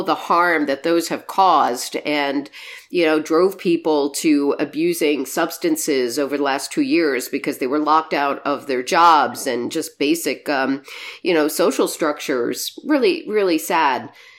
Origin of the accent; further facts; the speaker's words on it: Michigan, United States; I know here in my home state of Michigan, they're doing it.